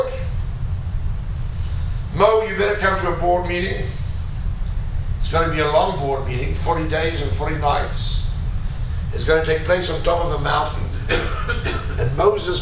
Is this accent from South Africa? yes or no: yes; South Africa; I'm a South African, and I'm old enough